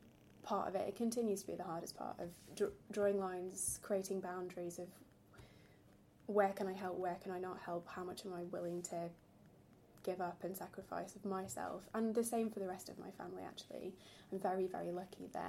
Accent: Yorkshire and the Humber, United Kingdom; accent: northern twang; moved away as an adult; now in London, United Kingdom; I'm originally from South Yorkshire.

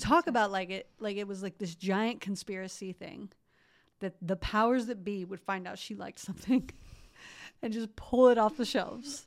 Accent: Columbus, Ohio, United States; I grew up in Columbus, Ohio

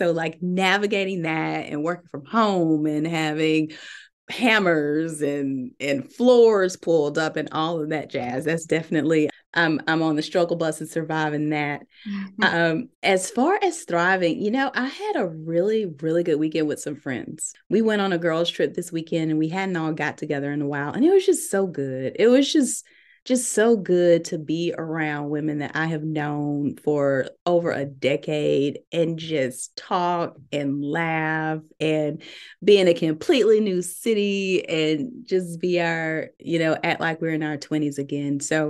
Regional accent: Birmingham, Alabama, United States; So I am born and raised in Birmingham, Alabama.

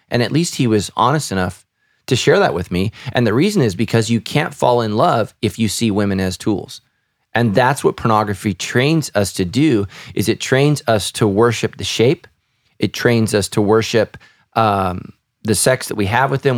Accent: Sacramento, California, United States; we grew up right near the Sacramento River and the American River

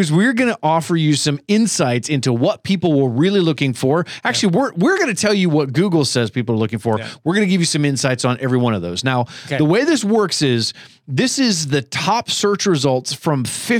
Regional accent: Scotland, United Kingdom; Oh, I am Scottish, actually.

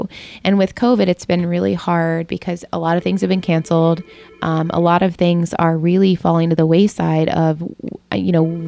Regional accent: Atlanta, Georgia, United States; I am originally from Atlanta, Georgia, though. So I've got some Southern roots in me.

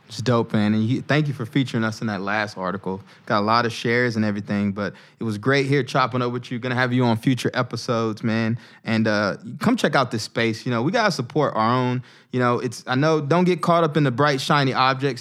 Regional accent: the South, United States; moved away as an adult; now in Newark, United States; I grew up in the South.

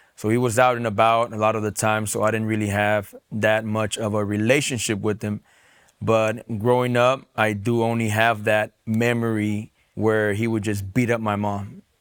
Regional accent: San Diego, California, United States; I was born and raised in San Diego, California

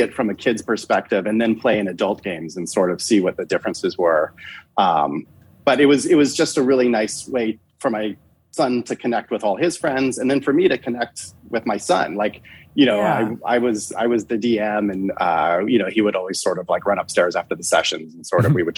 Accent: Denver, Colorado, United States; I grew up in Denver, Colorado, you know, in like the 80s

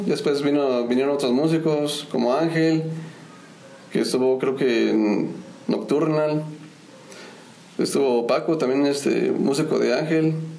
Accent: Querétaro, Mexico; soy originario de, del estado de Querétaro

